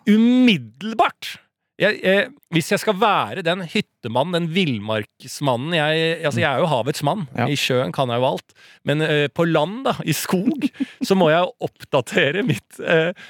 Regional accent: Norway; det privilegiet vi har vokst opp med i Norge.

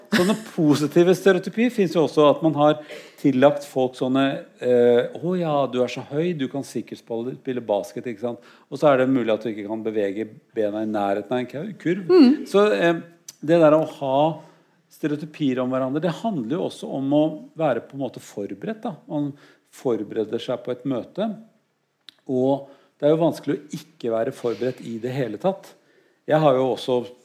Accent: Norway; jeg er norsk

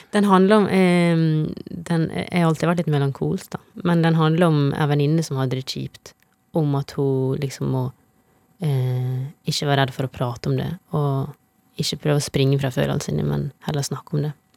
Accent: Tennfjord, Møre og Romsdal, Norway; moved away; Det er der jeg vokste opp. Mm, ei lita bygd med to butikker.

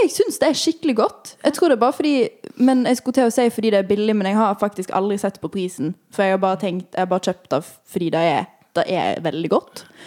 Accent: Western Norway, Norway; moved away as an adult; med to vestlendinger. Uh, mm. En som er fra der jeg er fra

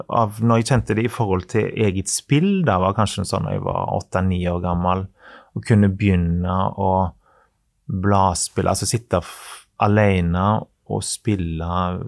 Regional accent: Western Norway, Norway; Jeg er fra Vestlandet.

